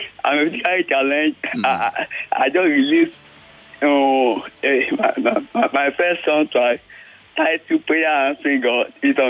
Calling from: Ho Chi Minh City, Vietnam; This is … calling from Saigon.

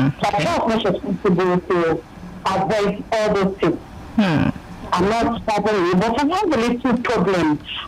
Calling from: Ikeja, Lagos, Nigeria; I'm calling you from Ikeja.

